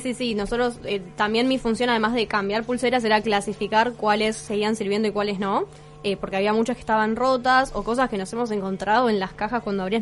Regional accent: Argentina

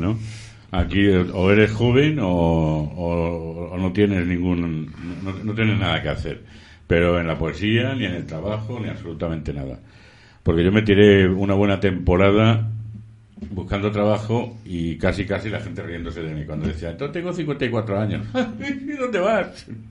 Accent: Madrid, Community of Madrid, Spain; yo soy madrileño, eh, muy madrileño

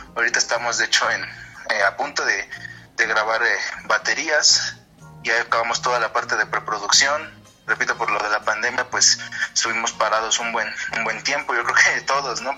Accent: Mexico; lo que vivimos como mexicanos en el, en el día a día.

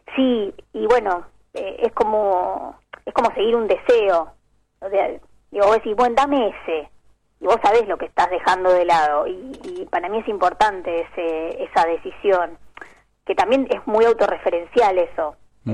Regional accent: Bahía Blanca, Buenos Aires Province, Argentina; moved away; yo soy de Bahía Blanca y crecí siempre cerca de Montermoso, la playa

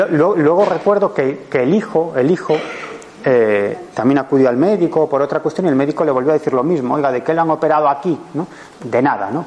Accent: Galicia, Spain; yo soy gallego

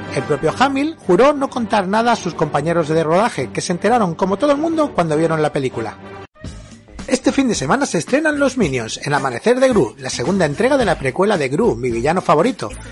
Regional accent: Spain; éramos los españoles

